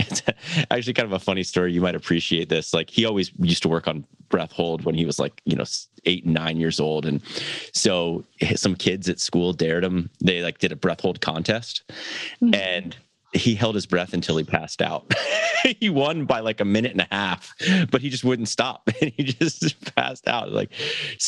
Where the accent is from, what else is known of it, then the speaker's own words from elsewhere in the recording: Florida, United States; I grew up in Florida